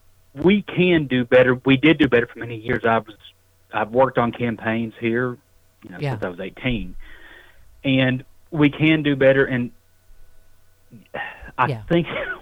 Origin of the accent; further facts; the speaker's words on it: Tennessee, United States; my home state, and as someone who lived in Middle Tennessee for many years